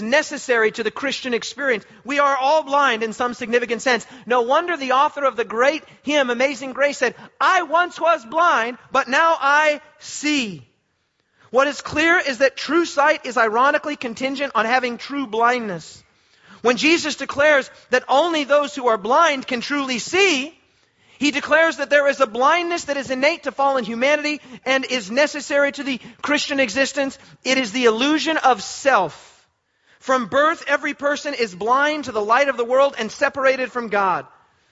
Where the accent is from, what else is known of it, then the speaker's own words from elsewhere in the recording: Australia; We are Australian